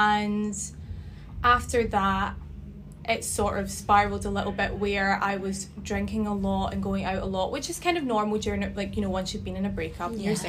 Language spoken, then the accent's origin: English; Glasgow, Scotland, United Kingdom; moved away as an adult; now in Sydney, Australia; So I'm originally from Scotland, from Glasgow. Like yourselves, I moved to Sydney about 4.5 years ago. So I would have been 25 at the time.